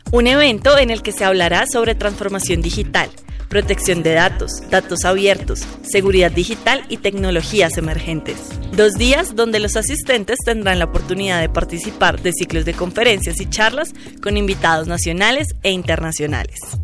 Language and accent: Spanish; Colombia; nos ha formado como sujetos colombianos